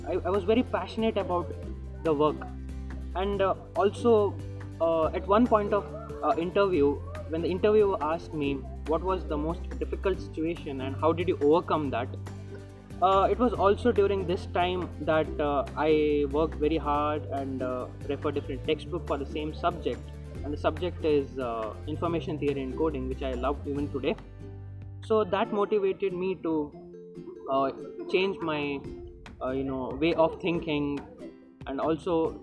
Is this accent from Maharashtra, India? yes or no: no; Udupi, Karnataka, India; I am from Udupi.